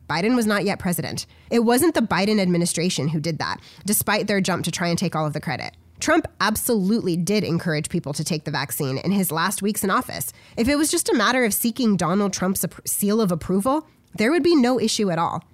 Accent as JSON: {"language": "English", "country": "United States", "said": "an average American citizen"}